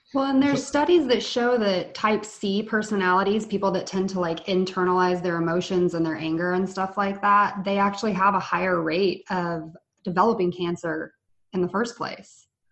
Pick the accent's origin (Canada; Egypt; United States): United States; Oklahoma; someone who's from Oklahoma